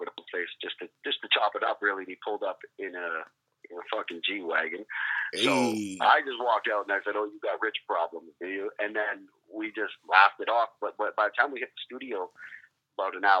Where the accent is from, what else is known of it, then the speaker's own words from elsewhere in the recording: Esquimalt, British Columbia, Canada; Vancouver Island. Mm-hmm. Is where I grew up in a neighborhood called Esquimalt